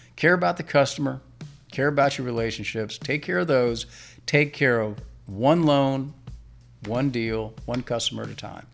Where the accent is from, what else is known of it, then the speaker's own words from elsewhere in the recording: Alexandria, Virginia, United States; also born or lived in Blacksburg, Virginia; I was originally born and raised in Alexandria